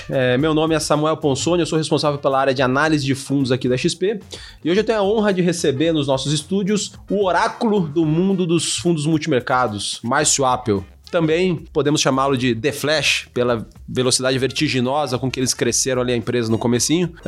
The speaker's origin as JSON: {"language": "Portuguese", "region": "Rio de Janeiro", "country": "Brazil", "tie": "born there", "said": "Nasci no Rio de Janeiro, vocês podem imaginar, eu sou talvez conhecido no mercado pela, pelo amor ao Rio de Janeiro"}